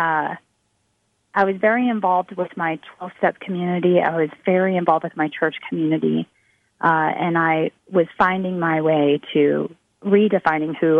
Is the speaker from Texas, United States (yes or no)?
yes; Texas, United States; here in my home state